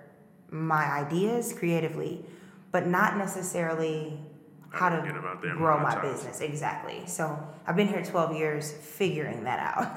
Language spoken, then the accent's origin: English; St. Louis, Missouri, United States; moved away as an adult; now in Chicago, United States; I was in St. Louis, and I graduated from high school in St. Louis